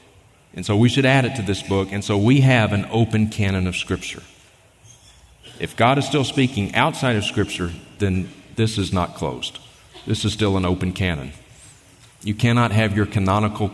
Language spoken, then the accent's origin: English; Mississippi, United States; now in Montana, United States; I grew up in Mississippi